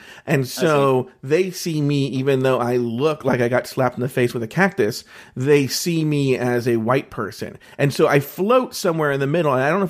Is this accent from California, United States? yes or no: yes; Orange County, California, United States; I'm a Latino my natural parents raised me, but I grew up in Orange County, California, which is very, very, very white. It's why I sound so white. But there is this otherness because obviously I'm Mexican.